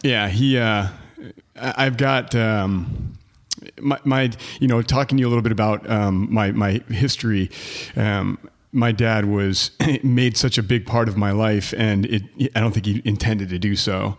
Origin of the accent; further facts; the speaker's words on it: Detroit, Michigan, United States; also born or lived in Plymouth, Michigan / Canton, Michigan / Upper Peninsula, Michigan; I grew up in Detroit, um, uh, in, uh, well, in the city at first, and then it moved to, to the suburbs, you know, Plymouth, Canton, outside of Ann Arbor